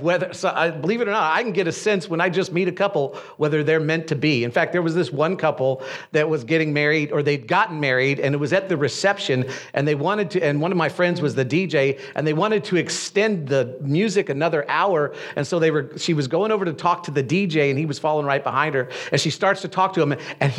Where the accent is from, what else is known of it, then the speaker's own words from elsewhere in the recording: Destin, Florida, United States; moved away as an adult; also born or lived in Brevard County, Florida; Destin, which is my hometown